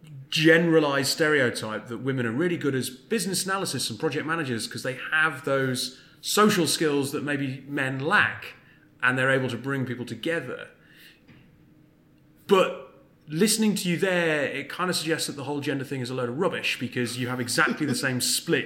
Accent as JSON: {"language": "English", "region": "North East England", "country": "United Kingdom", "said": "My accent doesn't betray it, but I'm from the northeast."}